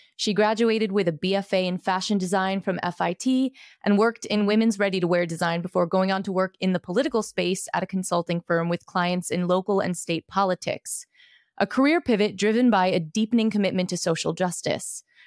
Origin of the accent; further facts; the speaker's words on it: New York, United States; I'm a Brooklyn native